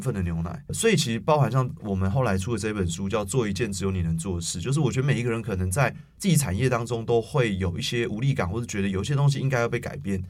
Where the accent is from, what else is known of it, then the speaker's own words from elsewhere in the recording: Taipei, Taiwan; 我是一个台北人